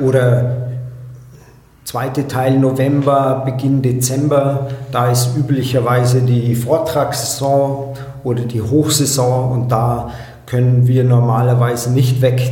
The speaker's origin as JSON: {"language": "German", "area": "Allgäu", "region": "Bavaria", "country": "Germany", "said": "hier bei uns im Allgäu"}